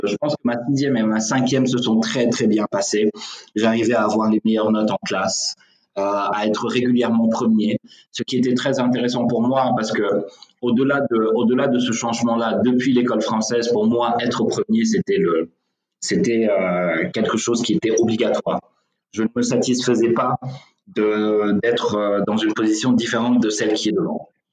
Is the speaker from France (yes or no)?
no; Senegal; je suis sénégalais, je vis au Sénégal